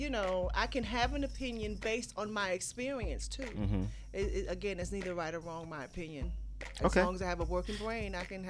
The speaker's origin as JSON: {"language": "English", "town": "New York City", "region": "New York", "country": "United States", "said": "I'm from Brooklyn, baby."}